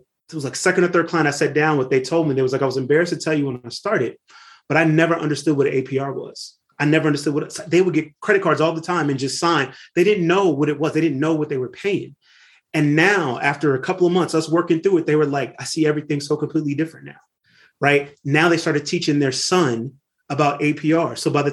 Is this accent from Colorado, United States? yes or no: no; Lynwood, California, United States; I grew up in Linwood, California, right outside of Compton in the 1980s